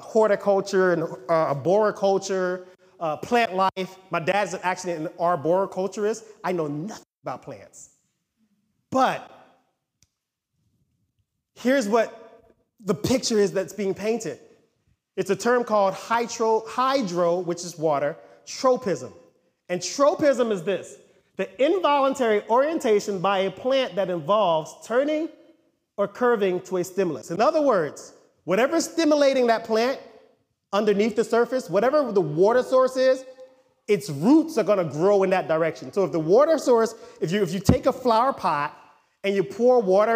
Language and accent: English; United States; we're American